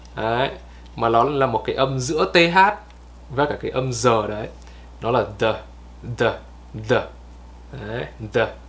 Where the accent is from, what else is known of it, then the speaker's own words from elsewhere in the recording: Vietnam; mình là người Việt